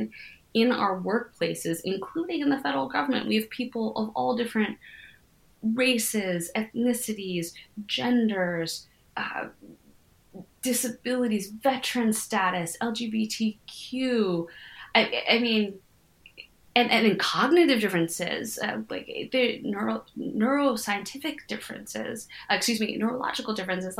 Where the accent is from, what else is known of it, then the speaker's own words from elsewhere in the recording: United States; my experience of being an American is both like being a privileged person